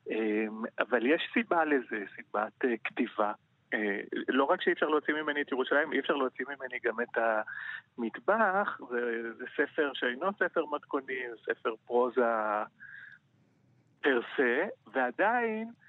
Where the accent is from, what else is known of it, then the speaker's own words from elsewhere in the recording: Jerusalem, Jerusalem District, Israel; אני גדלתי בירושלים, עשיתי אוניברסיטה בירושלים, אה, ביליתי שנים רבות במטבח הביתי